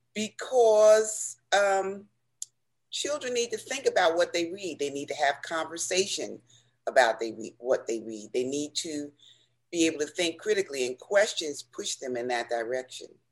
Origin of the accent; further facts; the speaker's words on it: Newark, New Jersey, United States; as a child growing up in Newark